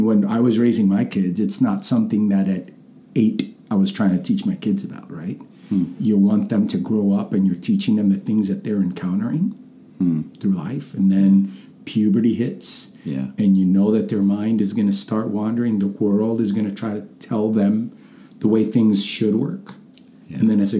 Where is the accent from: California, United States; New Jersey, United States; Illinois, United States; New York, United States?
New York, United States; New York City; accent: middle America; now in Georgia, United States; Originally from New York City, although based on the way I've lost my accent completely.